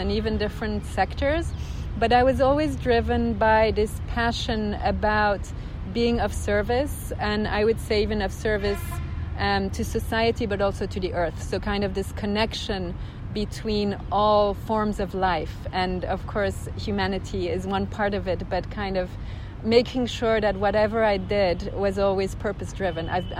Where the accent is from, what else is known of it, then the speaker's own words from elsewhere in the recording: Switzerland; moved away as an adult; also born or lived in United Kingdom / United States; I grew up in Switzerland, and I would say I spend half of my time in the mountains